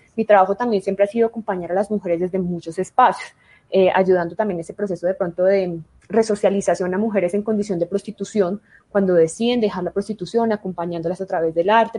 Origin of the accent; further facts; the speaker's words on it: Colombia; en mi país, en Colombia